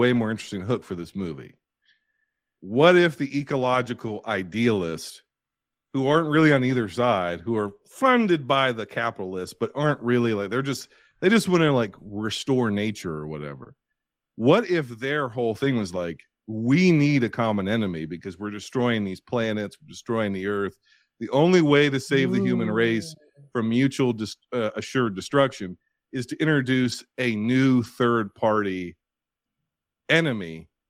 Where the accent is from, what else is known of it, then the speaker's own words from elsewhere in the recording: United States; I'm American.